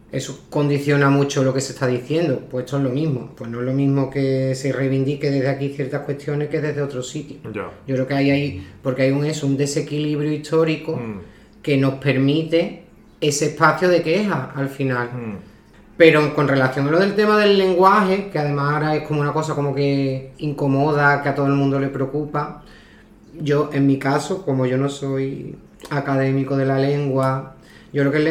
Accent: Andalusia, Spain; accent: Andalusian; yo hablo andaluz

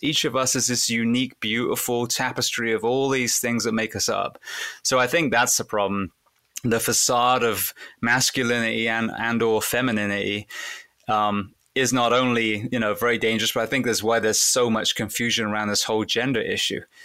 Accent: England, United Kingdom; I wanted to be a fireman growing up in England

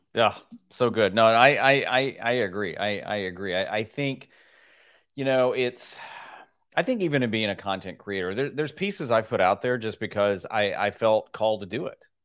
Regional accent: Nashville, Tennessee, United States; in Nashville, Tennessee, my hometown

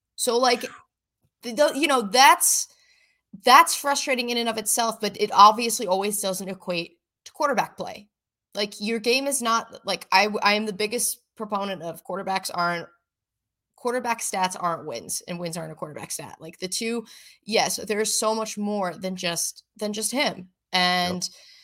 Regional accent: Philadelphia, Pennsylvania, United States; I'm from Philly

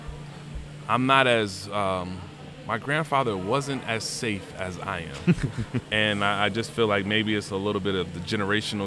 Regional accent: New Jersey, United States; moved away as an adult; also born or lived in Maryland; now in Dallas, United States; I'm from New Jersey

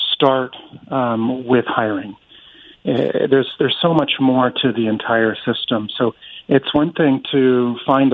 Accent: Western Montana, United States; moved away as an adult; now in Tri-Cities, United States; I grew up in Western Montana, and I left Montana and spent nearly 21 years with the U.S. Coast

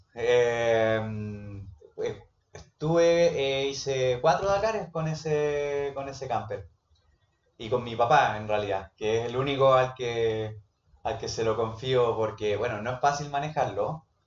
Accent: Iquique, Tarapacá, Chile; yo soy de Iquique

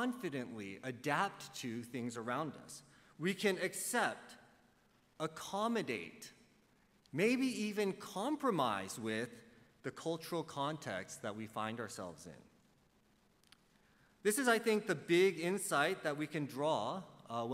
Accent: Dallas, Texas, United States; moved away as an adult; also born or lived in Los Angeles; now in Southern California, United States; I did grow up in Dallas, Texas

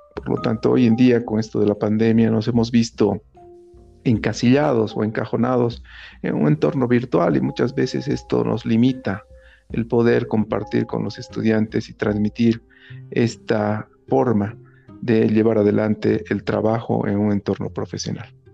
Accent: Oruro, Bolivia; cuando era niño en Oruro

